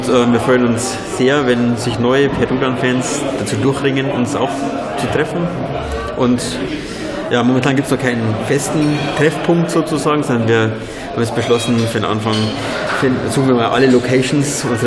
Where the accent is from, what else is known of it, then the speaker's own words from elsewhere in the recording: Ingolstadt, Bavaria, Germany; now in Paderborn, Germany; Ursprünglich, wie es vielleicht der Zungenschlag äh, darstellt, aus, aus mhm. Oberbayern, aus Ingolstadt.